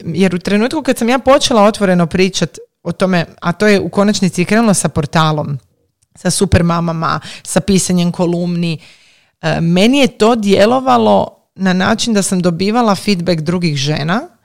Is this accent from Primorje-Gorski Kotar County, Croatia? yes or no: no; Zagreb, City of Zagreb, Croatia; kod nas u Zagrebu